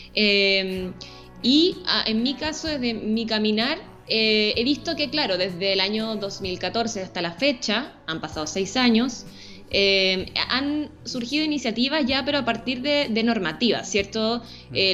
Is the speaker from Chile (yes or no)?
yes; Santiago, Santiago Metropolitan Region, Chile; soy santiaguina, nacida en Santiago, y vivo en Santiago